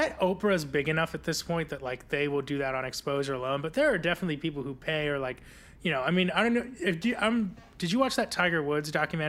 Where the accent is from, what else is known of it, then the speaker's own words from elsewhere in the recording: India; I guess like as an Indian person, I was always a little like skeptical of like people loving British royals